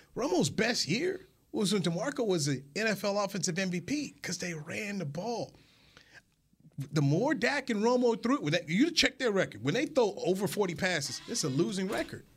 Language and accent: English; North Carolina, United States; now in Frisco, United States; Haven't haven't spent a lot of time growing up in North Carolina